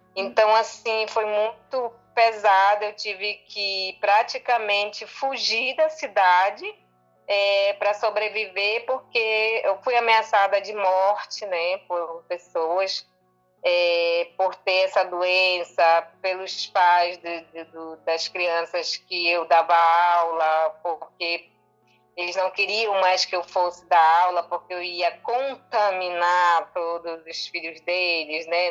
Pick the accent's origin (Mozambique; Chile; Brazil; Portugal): Brazil; Manaus, Amazonas; eu sou daqui de Manaus, Amazonas.